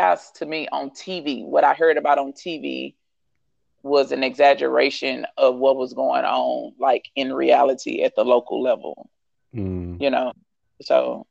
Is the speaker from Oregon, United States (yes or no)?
no; Louisiana, United States; moved away as an adult; now in Dallas, United States; once we left my hometown in Louisiana, came to Dallas